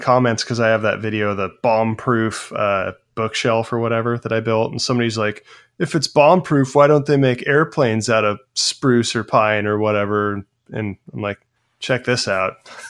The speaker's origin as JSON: {"language": "English", "region": "Pacific Northwest", "country": "United States", "tie": "born or raised there", "said": "I grew up in the Pacific Northwest"}